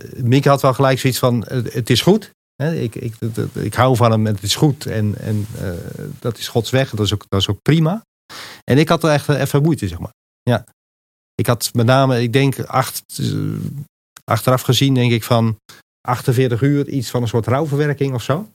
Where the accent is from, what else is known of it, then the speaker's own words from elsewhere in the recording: Montfoort, Utrecht, Netherlands; moved away as an adult; also born or lived in Enkhuizen / Rotterdam; now in Apeldoorn, Netherlands; Geboren in Enkhuizen, getogen in Montfort tussen Utrecht en Gouda.